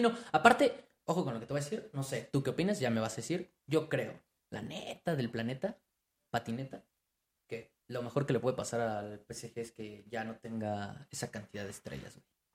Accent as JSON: {"language": "Spanish", "country": "Mexico", "said": "somos mexicanos"}